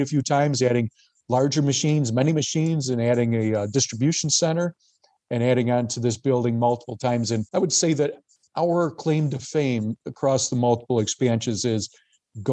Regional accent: Gasport, New York, United States; I grew up in Gasport, New York, which is the other side of Niagara County from the workplace

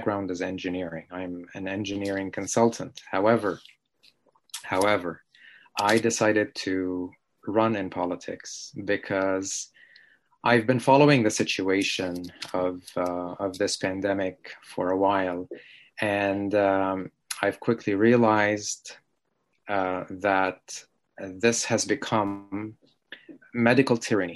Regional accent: Mississauga, Ontario, Canada; I'm from Canada, from a town or a city called Mississauga in the province of Ontario.

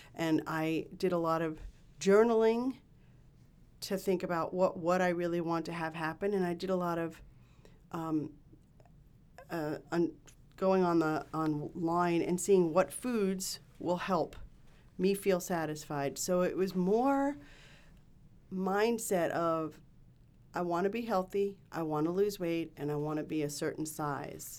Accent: New York City, New York, United States; I grew up in Queens, New York

